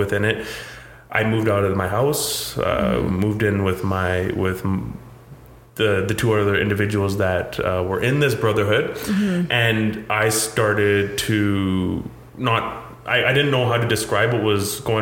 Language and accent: English; Abbotsford, British Columbia, Canada; also born or lived in India; I grew up in Abbotsford, British Columbia